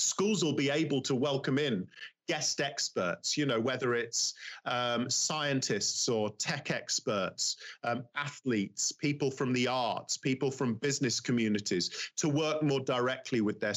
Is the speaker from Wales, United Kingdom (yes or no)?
no; London, United Kingdom; I'm from London